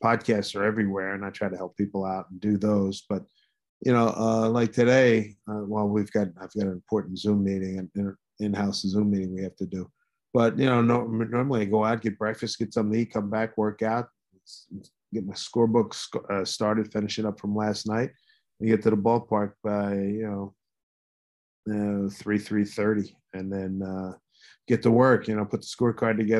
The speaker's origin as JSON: {"language": "English", "town": "Philadelphia", "region": "Pennsylvania", "country": "United States", "tie": "born or raised there", "said": "growing up in Philly"}